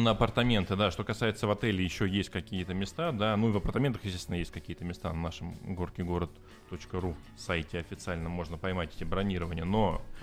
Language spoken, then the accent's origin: Russian; Novosibirsk, Novosibirsk Oblast, Russia; moved away as an adult; now in Sochi, Russia; Я вообще из Новосибирска.